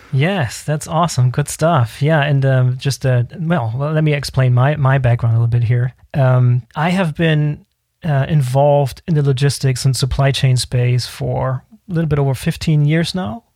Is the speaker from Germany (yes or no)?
yes; Germany; We're all from Germany